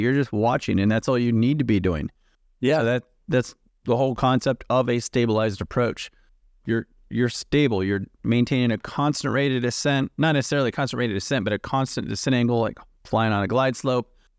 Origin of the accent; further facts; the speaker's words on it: United States; I'm from the United States